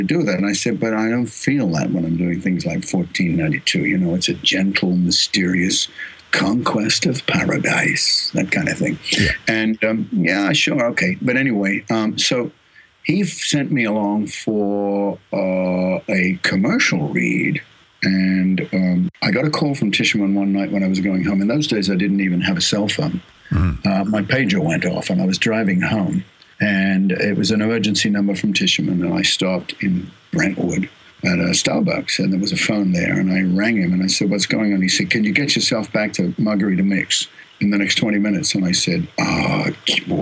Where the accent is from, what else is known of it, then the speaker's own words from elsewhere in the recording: Australia; accent: Australian; also born or lived in Los Angeles; now in Sydney, Australia; I'm an Australian